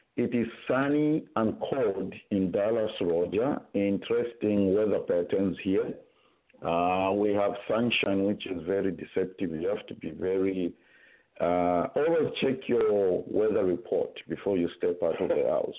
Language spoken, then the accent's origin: English; Zambia; growing up in Zambia